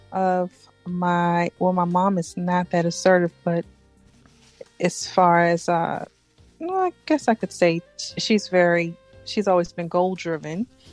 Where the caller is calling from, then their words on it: South Florida, United States; I'm calling you from South Florida.